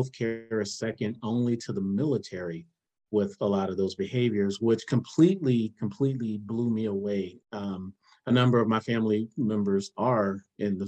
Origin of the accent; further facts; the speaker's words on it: South Miami, Florida, United States; I'm from South Miami